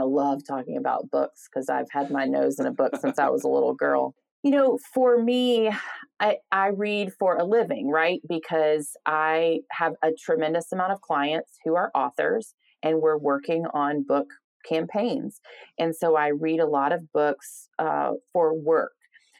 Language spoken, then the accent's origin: English; the South, United States; I'm, you know, a Southern woman, based in the South, born and raised in the South and proud of that.